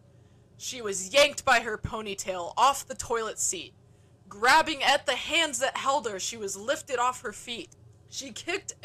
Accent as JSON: {"language": "English", "country": "United States", "said": "like me from America"}